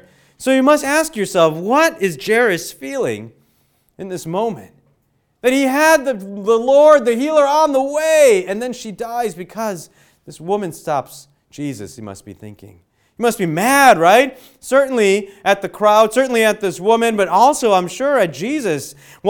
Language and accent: English; Illinois, United States; now in Western Pennsylvania, United States; but where I grew up in Illinois, in the suburbs of Chicago, there was sex ed that would happen in school, okay?